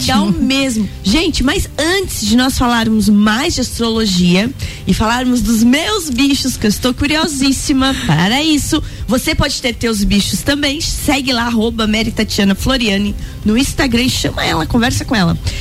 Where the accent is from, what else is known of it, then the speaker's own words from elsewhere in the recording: Rio do Sul, Santa Catarina, Brazil; Nasci em Rio do Sul